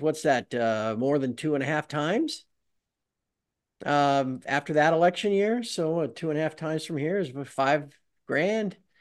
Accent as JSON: {"language": "English", "country": "United States", "said": "I'm American"}